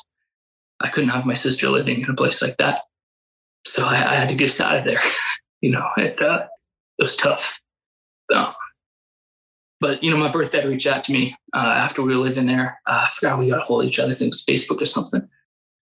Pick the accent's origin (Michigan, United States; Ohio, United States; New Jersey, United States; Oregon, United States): Oregon, United States; Salem; I was born, Salem area